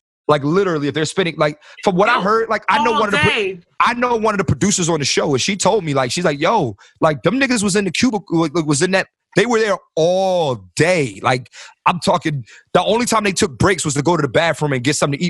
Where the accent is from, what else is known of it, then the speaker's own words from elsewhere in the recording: Philadelphia, Pennsylvania, United States; I'm from Philly